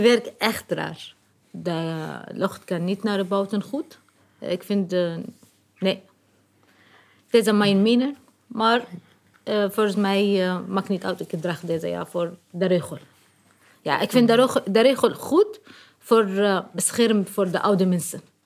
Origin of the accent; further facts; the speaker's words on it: Syria; Dutch is a second language; moved away as an adult; now in Leiden, Netherlands; ik kom uit Syrië.